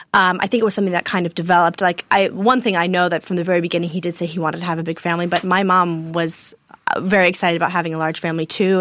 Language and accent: English; Nashville, Tennessee, United States; also born or lived in Chicago, Illinois / Mayo, Ireland (ancestry); we moved to Nashville, Tennessee, and, um, we've lived there for the last eighteen or nineteen years.